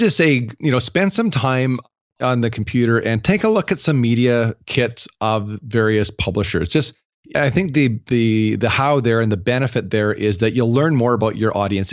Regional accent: Canada; I'm Canadian

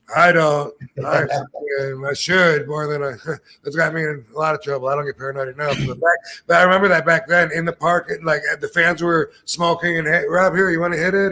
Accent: Michigan, United States; moved away; I grew up in Michigan. As a kid, it was fun to play in the oh, snow.

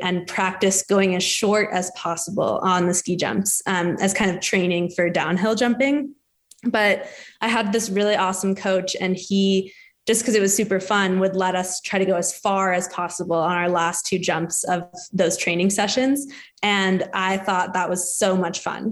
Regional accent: Denver, Colorado, United States; also born or lived in Steamboat Springs, Colorado; I grew up in Denver, Colorado.

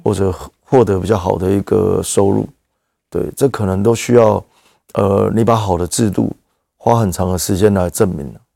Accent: Keelung, Taiwan; 我们当初一起，呃，工作的伙伴，我们都是基隆人

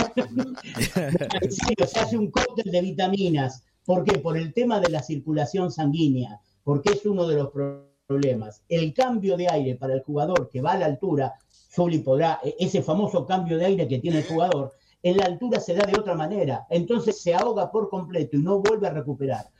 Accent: Argentina; acá en Argentina

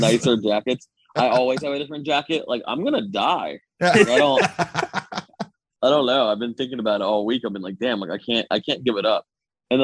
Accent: Daytona Beach, Florida, United States; I was born and raised in Daytona

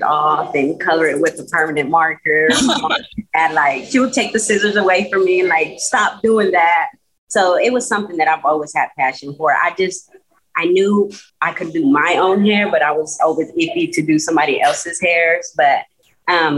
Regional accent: Waco, Texas, United States; I was born and raised here, Waco, Texas

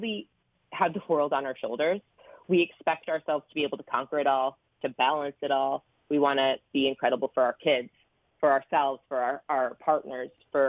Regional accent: Midwest, United States; we grew up in the Midwest

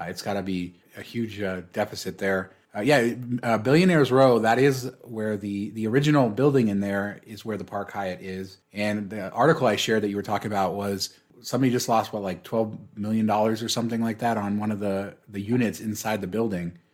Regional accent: Las Vegas, Nevada, United States; I'm still in my hometown

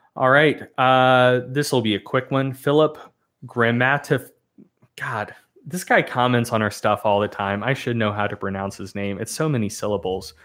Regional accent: the South, United States; I was born and raised in the South

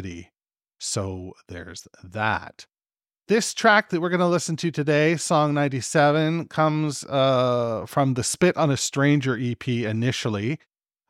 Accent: Canada; I'm fucking Canadian

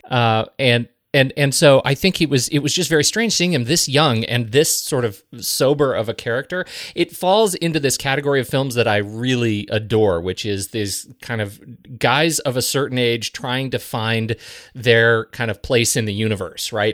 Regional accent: United States; also born or lived in Korea; I'm an American

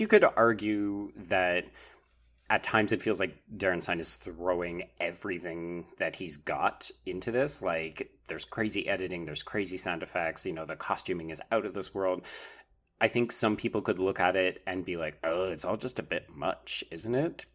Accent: Canada

